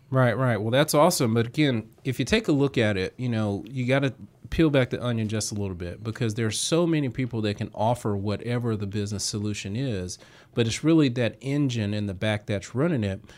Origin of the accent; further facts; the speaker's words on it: Southwest Georgia, United States; I'm down from, you know, Southwest Georgia